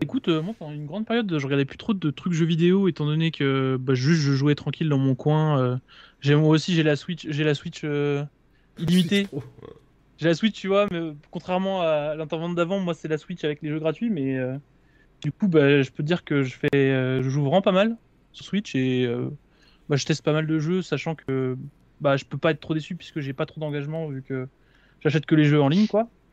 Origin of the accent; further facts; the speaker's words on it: Houilles, Île-de-France, France; moved away as an adult; also born or lived in Nantes; je suis, de Houille. Là je pars à Nantes travailler, mais jusqu'à oh. présent j'étais de Houille.